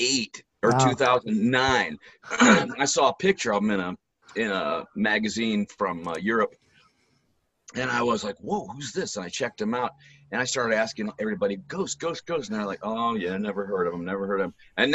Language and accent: English; Akron, Ohio, United States; born there; I was born in Akron, Ohio. It's about half an hour south of Cleveland.